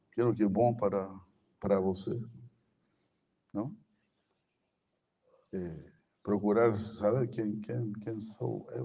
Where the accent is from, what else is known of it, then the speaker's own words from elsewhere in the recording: Brazil; Spanish is a second language; Cuando se piensa yo soy brasileiro, ah, yo eu porque nací en Brasil.